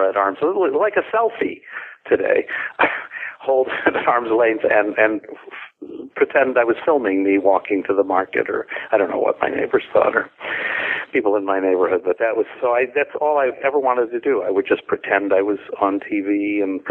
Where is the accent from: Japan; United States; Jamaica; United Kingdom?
United States; Los Angeles, California; I grew up in Los Angeles in a great little neighborhood